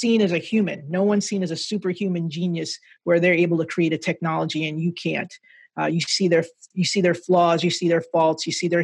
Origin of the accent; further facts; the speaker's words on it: Jersey City, New Jersey, United States; I was a nerdy little kid growing up in Jersey City, working class neighborhood.